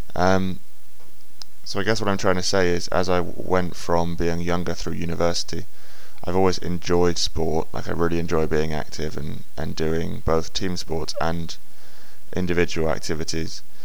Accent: England, United Kingdom; when I was young, as all English boys do, I played football

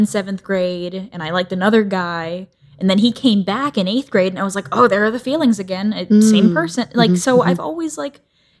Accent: Tampa, Florida, United States; moved away as an adult; I grew up in Tampa, Florida. {S0} Okay. {S1} For like 20 years. And then I moved out here.

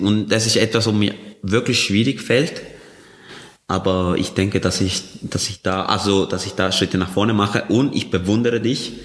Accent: Colombia; moved away; ich bin in Kolumbien aufgewachsen

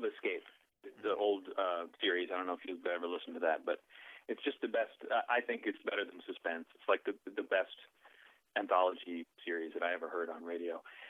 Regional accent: Orono, Maine, United States; I'm from Orono, Maine

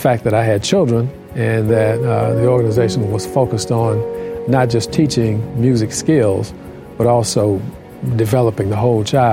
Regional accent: Tuskegee, Alabama, United States; moved away; I'm originally from Tuskegee, Alabama. Both my parents worked for the university

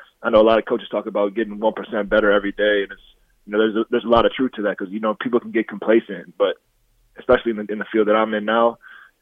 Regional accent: Dixon, United States; I grew up in Dixon

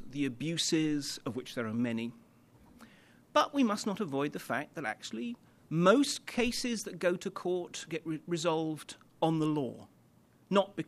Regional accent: London, United Kingdom; I come from London

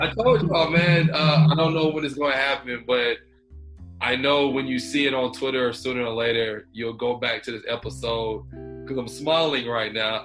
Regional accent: Houston, Texas, United States; I'm from Houston, Texas. Uh, I'm all over, honestly, but uh, I stay in Houston

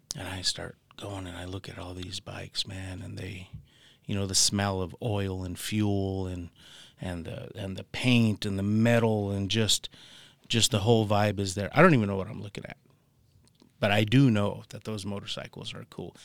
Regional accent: Tucson, Arizona, United States; I'm from Tucson, Arizona

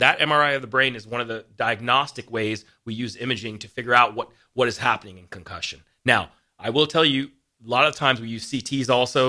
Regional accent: East Coast, United States; moved away as an adult; now in Lincoln, Nebraska, United States; I came from the East Coast. Right. Uh, grew up there

